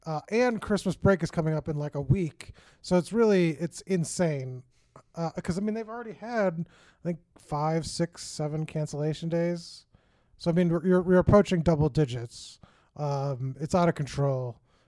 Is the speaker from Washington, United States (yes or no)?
no; Michigan, United States; also born or lived in Chicago, Illinois; And I'm from Michigan and Chicago, so I've seen a lot of snow in my day.